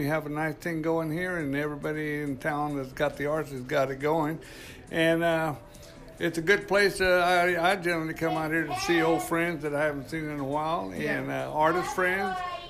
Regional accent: Tulare, California, United States; I'm from Tulare, California.

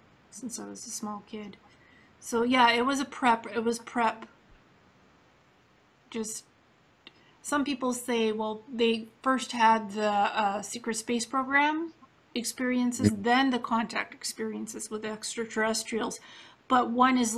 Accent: Canada; also born or lived in Ukraine / Israel; Then I moved to Canada

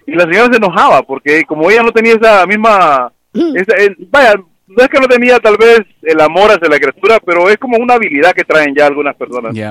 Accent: Mexico; now in United States

